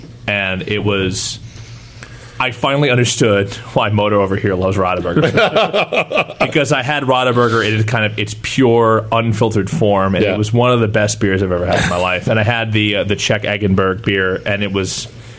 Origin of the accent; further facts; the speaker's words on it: Kingston, Ontario, Canada; Well, I grew up watching CKWS in Kingston, Ontario, and so like they had both Montreal games and the Maple Leafs